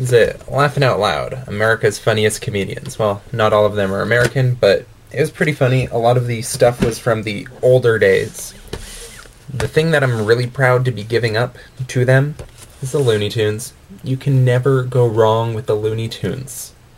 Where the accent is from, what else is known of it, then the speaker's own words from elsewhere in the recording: Calgary, Alberta, Canada; I'm from Calgary, Alberta.